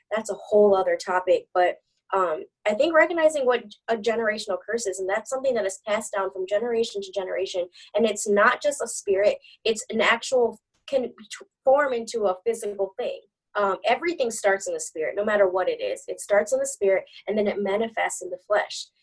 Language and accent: English; Michigan, United States; also born or lived in Texas; I was born in Texas but raised in Michigan